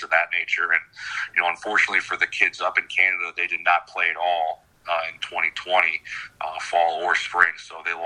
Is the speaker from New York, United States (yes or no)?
yes; Buffalo, New York, United States; moved away as an adult; also born or lived in Nevada; now in Maine, United States; I was born and raised in Buffalo